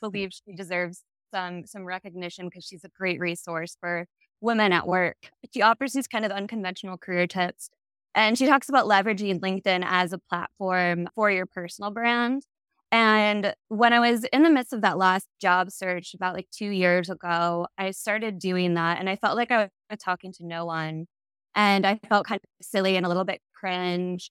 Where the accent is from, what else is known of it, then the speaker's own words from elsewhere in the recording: Ohio, United States; moved away as an adult; also born or lived in Chicago, Illinois; now in Seattle, United States; I am from the Midwest. I, I grew up in the Ohio area, but I went to school in Chicago and stayed for the first eight-ish years of my career